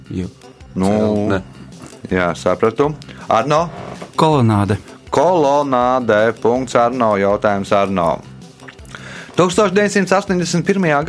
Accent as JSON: {"language": "Latvian", "town": "Jūrmala", "country": "Latvia", "said": "es esmu no Jurmas, nodarbojos ar medicīnu, ar mākslu"}